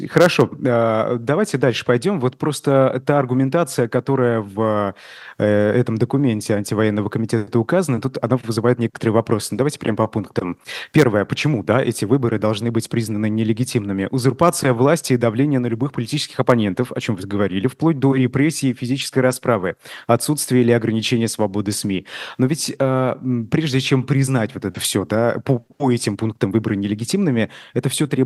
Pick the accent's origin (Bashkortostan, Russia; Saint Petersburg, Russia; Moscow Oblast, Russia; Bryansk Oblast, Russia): Bashkortostan, Russia; Э, я помню, я из Башкортостана, помню в Уфе